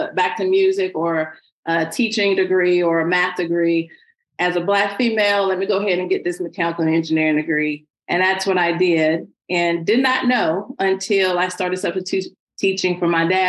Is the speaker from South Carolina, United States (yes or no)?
yes; Greenville, South Carolina, United States; moved away as an adult; also born or lived in Ridgeland, South Carolina / Pennsylvania; now in Atlanta, United States; I am a grits girl raised in the South by way of Greenville, South Carolina. I grew up in Greenville